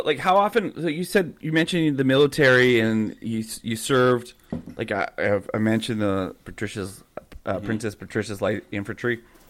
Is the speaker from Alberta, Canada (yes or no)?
yes; Calgary, Alberta, Canada; I grew up in Calgary